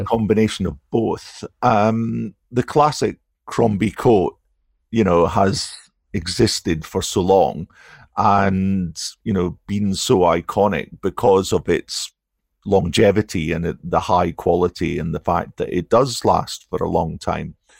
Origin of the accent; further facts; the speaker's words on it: Aberdeen, Scotland, United Kingdom; Aberdeen is my hometown